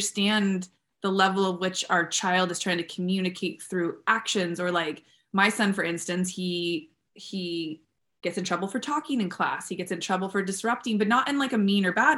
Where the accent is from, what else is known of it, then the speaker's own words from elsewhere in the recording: San Diego, California, United States; I was born in San Diego